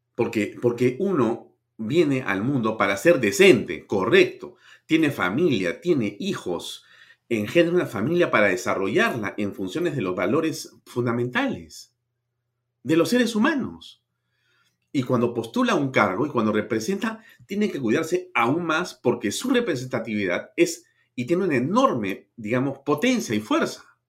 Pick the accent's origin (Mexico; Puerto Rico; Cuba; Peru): Peru; como peruano.